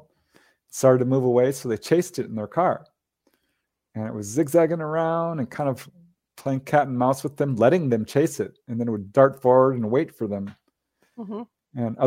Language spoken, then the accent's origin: English; Los Angeles, California, United States; I am a bookkeeper from Reseda, California, former bookkeeper